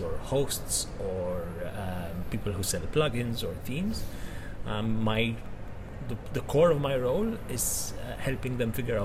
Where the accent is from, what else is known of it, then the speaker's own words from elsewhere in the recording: Malta; I'm from Malta, which is pretty close